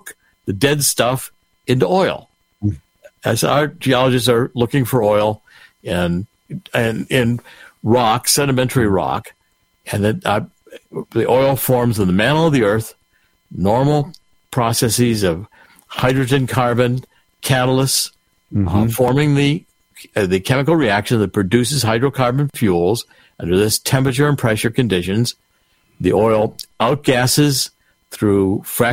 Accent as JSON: {"language": "English", "town": "Cleveland", "region": "Ohio", "country": "United States", "tie": "born or raised there", "said": "I was raised in Cleveland"}